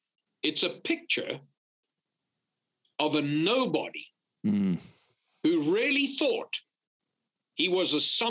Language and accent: English; Louisiana, United States; And then, of course, I'd always tell them I'm from Louisiana, and some of them, especially from the northern states, they'd say, oh, I thought you sounded like a Cajun.